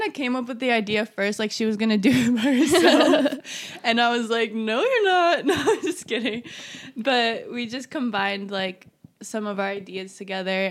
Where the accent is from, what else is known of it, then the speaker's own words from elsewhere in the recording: California, United States; I'm from California.